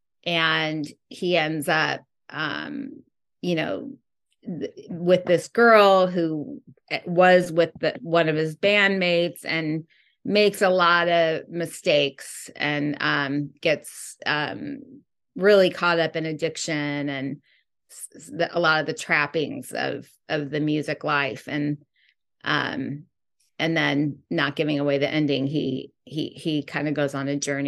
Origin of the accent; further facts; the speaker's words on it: Midwest, United States; moved away as an adult; also born or lived in New York; now in Los Angeles, United States; I'm from the Midwest, and then I went and got my education in New York, and then now I'm out here filmmaking